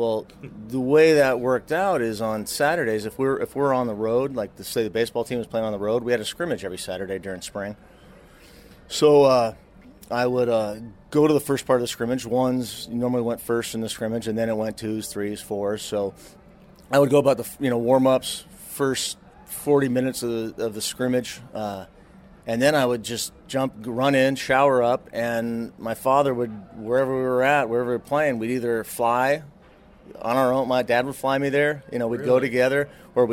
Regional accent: Seattle, Washington, United States; being local, growing up in the Northwest

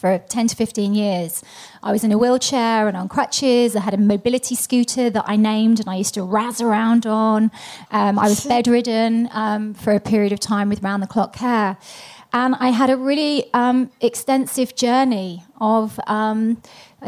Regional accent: London, United Kingdom; moved away; I was born in London, England

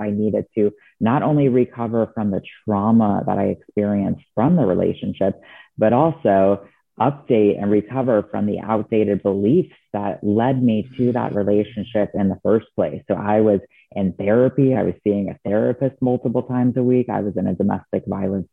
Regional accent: Florida, United States; moved away as an adult; now in Seattle, United States; I was born and raised in Florida

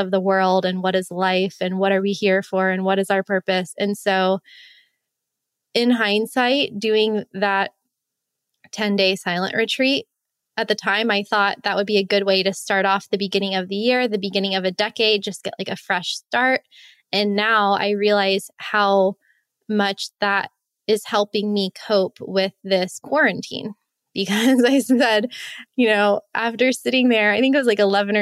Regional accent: Miami, Florida, United States; moved away; My family's from Miami

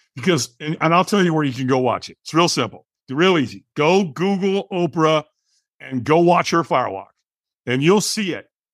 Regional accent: Southern California, United States; I grew up in Southern Cal, so I surfed

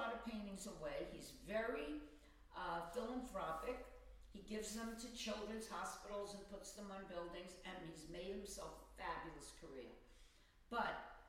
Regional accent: Long Beach, New York, United States; now in New York City, United States; I came from Long Beach, Long Island. It was a middle class, regular public high school

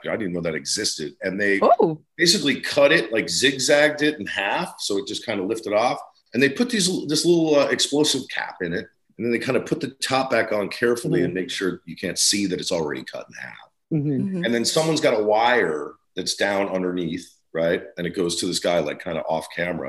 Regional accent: New Jersey, United States; I'm from Jersey

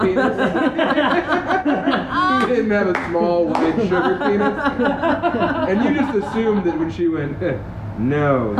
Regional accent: Colorado, United States; growing up in Colorado.

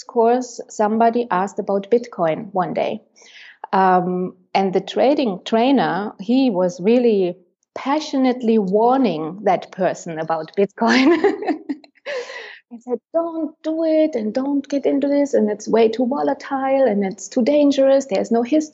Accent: Germany; moved away as an adult; now in Berlin, Germany; 3 years ago, I moved to Berlin, back to my home country

